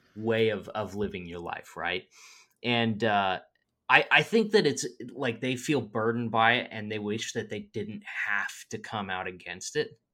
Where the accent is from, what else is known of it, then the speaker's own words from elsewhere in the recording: Midwest, United States; I'm from the Midwest